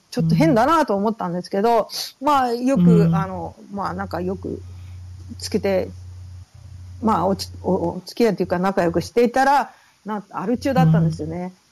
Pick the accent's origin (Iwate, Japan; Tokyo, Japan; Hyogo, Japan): Tokyo, Japan; also born or lived in Fukushima / Okinawa; 東京、福島ですね。あと、まあ、沖縄も後に行くことになるんですけど、あの、うん、まあ、ベースは東京、親戚は、あの、ファミリーは東京